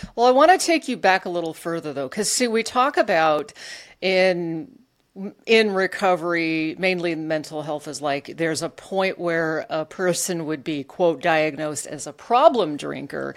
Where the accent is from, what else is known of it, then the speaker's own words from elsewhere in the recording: Alaska, United States; I grew up in Alaska